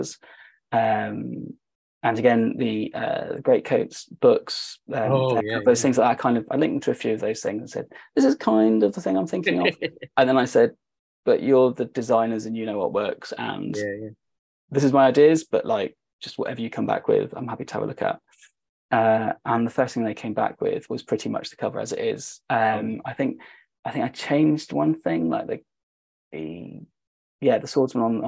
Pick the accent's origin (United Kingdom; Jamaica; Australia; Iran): United Kingdom; us being British